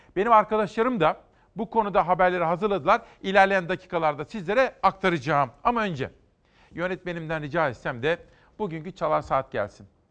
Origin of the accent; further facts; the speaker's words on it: Kütahya, Turkey; Kütahya'ya geçiyorum memleketime